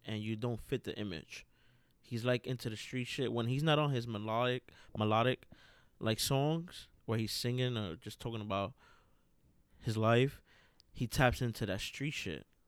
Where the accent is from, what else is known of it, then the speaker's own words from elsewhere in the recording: New York City, New York, United States; now in Lancaster, Pennsylvania, United States; what I really remember the most about growing up in New York City was just being outside